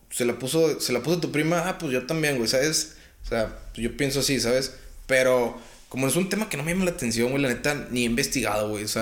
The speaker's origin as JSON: {"language": "Spanish", "country": "Mexico", "also_born_or_lived": "United States", "moved": "yes", "said": "era el mexicano"}